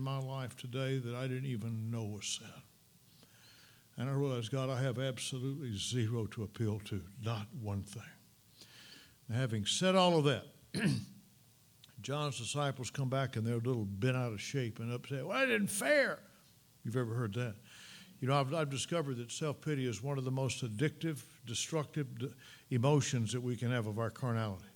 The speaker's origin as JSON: {"language": "English", "region": "Mississippi", "country": "United States", "tie": "born or raised there", "moved": "yes", "said": "When I was a young boy growing up in Mississippi"}